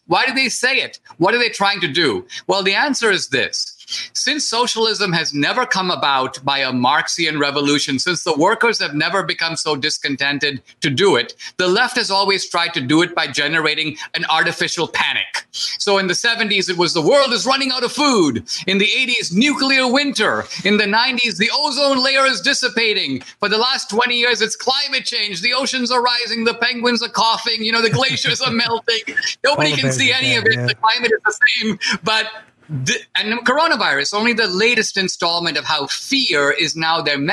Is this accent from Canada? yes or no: no; India; now in United States; when I grew up in India